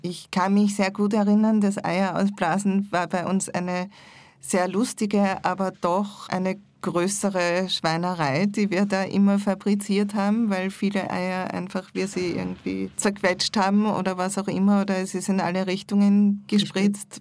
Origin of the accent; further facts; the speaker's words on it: Salzburg, Austria; ich bin in Salzburg aufgewachsen